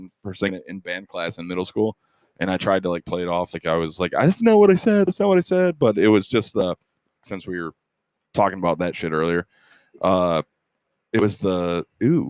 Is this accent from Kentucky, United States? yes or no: yes; Louisville, Kentucky, United States; we're from Louisville.